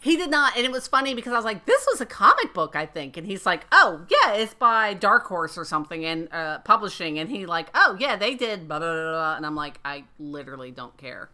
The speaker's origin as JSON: {"language": "English", "region": "Florida", "country": "United States", "tie": "born or raised there", "said": "where I grew up in Florida"}